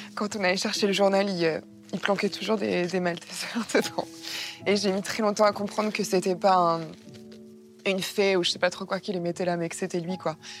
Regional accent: Martigues, Provence-Alpes-Côte d'Azur, France; Dans le sud de la France, moi je suis née à, à Martigues, et euh, dans une petite maison de, de pêcheurs

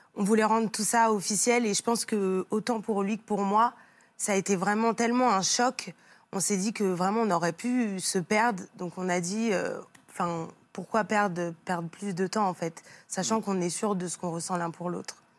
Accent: Île-de-France, France; on vient de l'Île-de-France

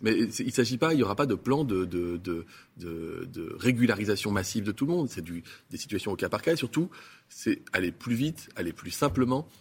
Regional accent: France; je suis français

